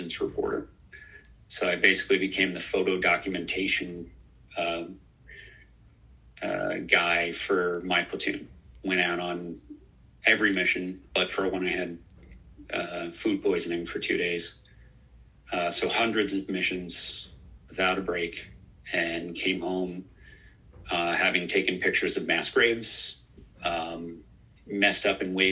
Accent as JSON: {"language": "English", "area": "Long Island", "region": "New York", "country": "United States", "tie": "born or raised there", "said": "I was born and raised in Long Island"}